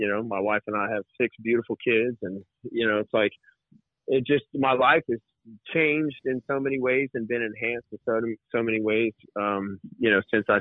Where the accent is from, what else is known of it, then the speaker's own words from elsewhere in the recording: Shreveport, Louisiana, United States; now in Tennessee, United States; my hometown of Shreveport